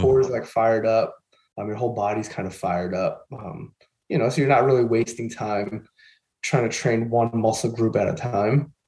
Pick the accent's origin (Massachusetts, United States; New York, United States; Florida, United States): New York, United States; Long Island; also born or lived in Queens / Rochester; I grew up in Long Island, and then I moved out to Queens for a few years, and then ended up coming back up to Long Island. So I've been pretty much here my whole life